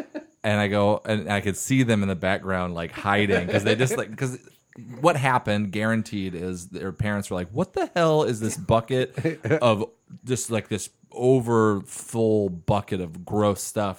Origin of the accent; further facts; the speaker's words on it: Medford, Oregon, United States; I grew up on Eloquence Avenue.